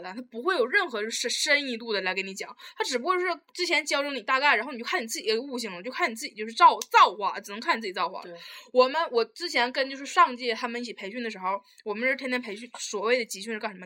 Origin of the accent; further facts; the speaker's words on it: Taiwan; 我是来自台湾的